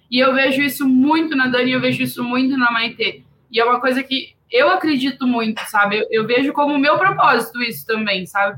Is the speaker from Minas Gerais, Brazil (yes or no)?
no; interior of Rio Grande do Sul, Brazil; Eu sou do interior do Rio Grande do Sul